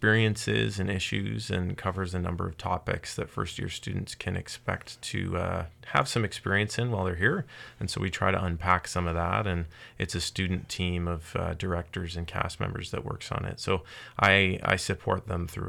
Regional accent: Windsor, Ontario, Canada; also born or lived in South Korea / Sweden; now in Kingston, Canada; I'm actually from Windsor originally

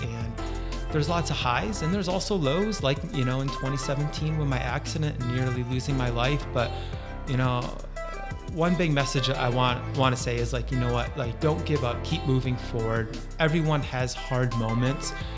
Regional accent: northern New York, United States; moved away as an adult; also born or lived in Florida; now in St. George, United States; I grew up in, uh, northern New York, um, small farm

